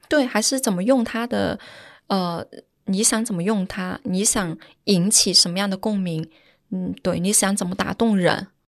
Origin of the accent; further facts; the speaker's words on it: Guangdong, China; now in Shanghai, China; 我是广东人